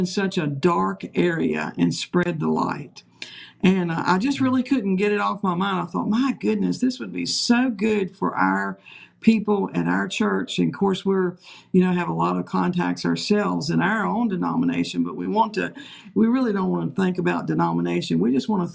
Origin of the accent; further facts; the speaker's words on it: Page County, Virginia, United States; I was originally from Page County, so I know a little bit about this particular area